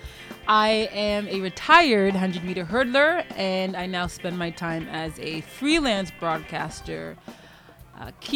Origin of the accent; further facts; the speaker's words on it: Pickering, Ontario, Canada; also born or lived in Oshawa, Ontario / Hamilton, Ontario; now in Ajax, Canada; when I was 8 and a half, we moved to Pickering, Ontario. So that's my official hometown